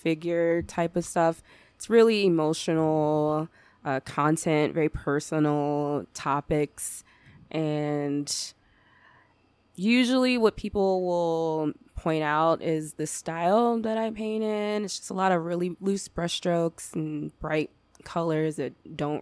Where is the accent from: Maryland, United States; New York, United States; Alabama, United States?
Maryland, United States; Upper Marlboro; moved away as an adult; now in Reno, United States; I grew up in a town called Upper Marlboro, Maryland, and I moved out here to Reno about 5 years ago